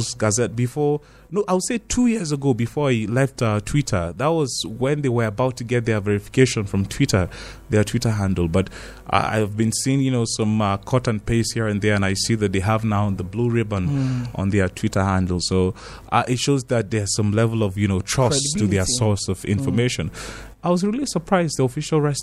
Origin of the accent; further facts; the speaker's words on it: Nigeria; me as a Nigerian